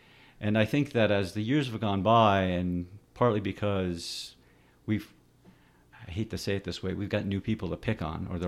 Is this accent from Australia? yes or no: no; Canada; born there; I grew up with a little bit of an accent because my parents had an accent, even though I was born in Canada.